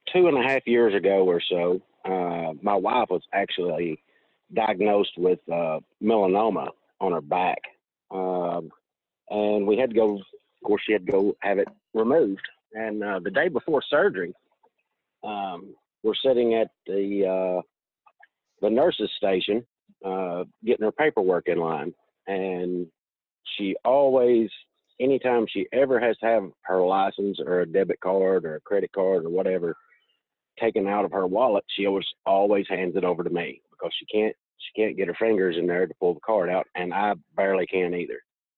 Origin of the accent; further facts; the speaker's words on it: Kentucky, United States; Western Kentucky.